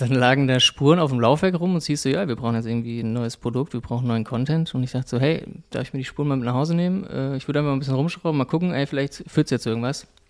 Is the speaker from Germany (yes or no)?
yes; Frankfurt, Hesse, Germany; ich bin in Frankfurt groß geworden